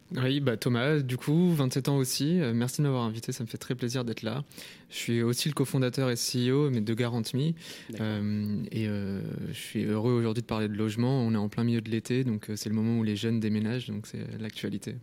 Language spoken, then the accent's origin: French; Lyon, Auvergne-Rhône-Alpes, France; moved away as an adult; also born or lived in Paris; je viens de Lyon